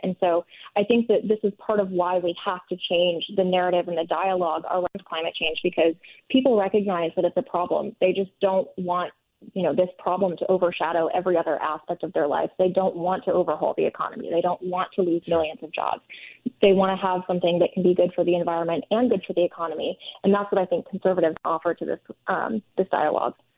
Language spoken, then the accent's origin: English; northern Minnesota, United States; I personally grew up in northern Minnesota, and I think growing up in Minnesota